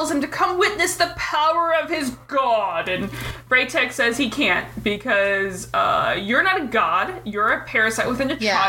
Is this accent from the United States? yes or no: yes; United States; accent: completely American; my completely American accent